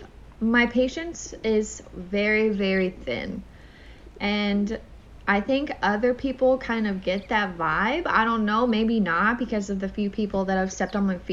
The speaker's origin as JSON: {"language": "English", "region": "Indiana", "country": "United States", "accent": "country", "moved": "as an adult", "lives_now": "Jacksonville, United States", "said": "we are both from Indiana. We come from two different cities, but like she says, they are practically touching each other"}